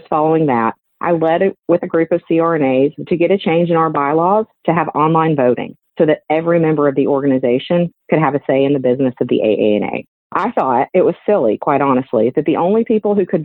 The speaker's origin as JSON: {"language": "English", "town": "Helena", "region": "Alabama", "country": "United States", "said": "I'm from Helena, Alabama"}